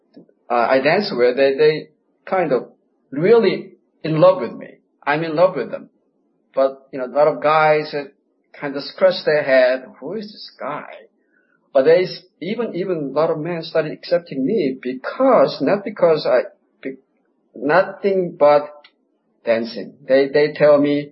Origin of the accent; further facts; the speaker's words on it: South Korea; moved away as an adult; also born or lived in United States; now in Buenos Aires, Argentina; I was born in Korea. I lived there 22 years, and I lived in the States for 26 years. Now I'm in Buenos Aires.